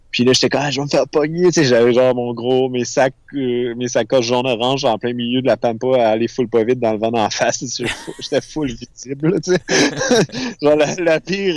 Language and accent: French; Quebec, Canada; je suis du Québec